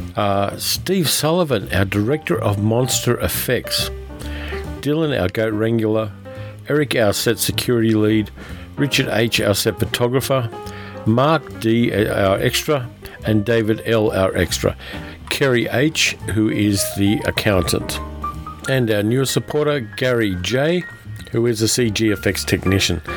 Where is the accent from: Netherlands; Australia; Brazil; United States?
Australia; I'm Australian